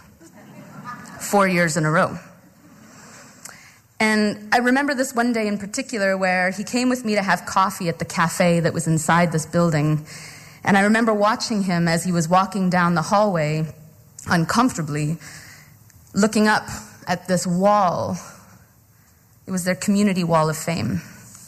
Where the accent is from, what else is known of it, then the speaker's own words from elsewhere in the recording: Treaty One territory, Manitoba, Canada; I come from the Cree, I come from the Métis, and I come from Treaty One territory